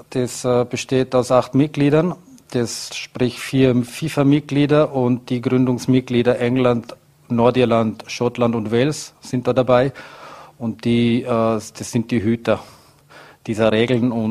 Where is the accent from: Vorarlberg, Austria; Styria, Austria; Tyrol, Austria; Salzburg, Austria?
Vorarlberg, Austria; als Vorarlberger sitzt man sehr, sehr, sehr viel im Zug und die Reisen sind weit und lang.